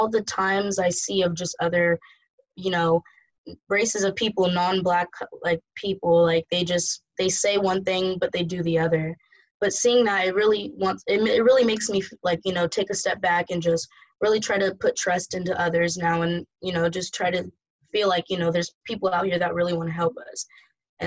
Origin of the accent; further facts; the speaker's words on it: San Jose, California, United States; moved away as an adult; now in Atlanta, United States; growing up in San Jose, not a big, you know, Black population